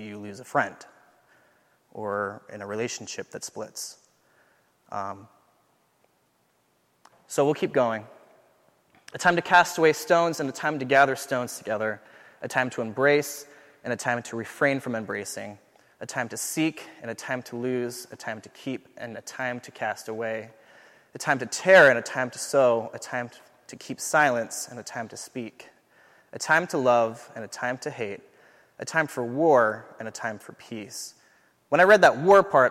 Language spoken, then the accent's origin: English; Southern California, United States; moved away as an adult; now in St. Paul, United States; I'm from Southern California